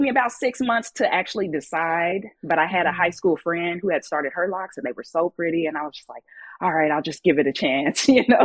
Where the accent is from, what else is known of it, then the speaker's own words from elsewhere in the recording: Kansas City, United States; moved away as an adult; also born or lived in Southern California; I grew up in Kansas City